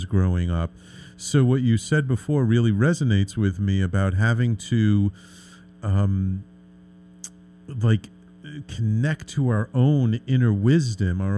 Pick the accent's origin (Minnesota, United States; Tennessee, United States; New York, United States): New York, United States; New York City; I grew up in the Bronx. I've lived in the city my entire life